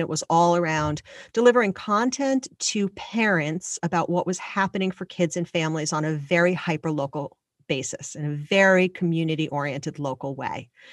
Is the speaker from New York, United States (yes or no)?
yes; Long Island, New York, United States; I grew up on Long Island